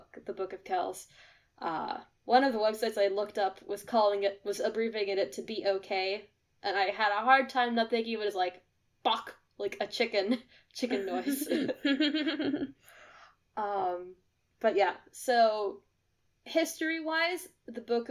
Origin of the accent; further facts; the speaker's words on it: United States; I am American.